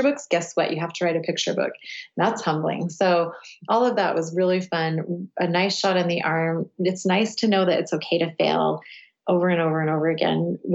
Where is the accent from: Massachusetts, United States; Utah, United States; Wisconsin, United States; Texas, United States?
Utah, United States; Cedar City; also born or lived in London / upstate New York / Provo, Utah; I grew up in rural southern Utah. We have a small university in my hometown, which is Cedar City